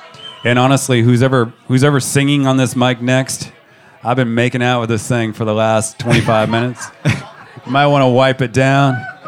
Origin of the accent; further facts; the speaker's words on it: Georgia, United States; born there; also born or lived in Montana; I was born in Georgia. If you get me, if you get a few alcoholic beverages in me, I might start spinning a little southern accent towards your way.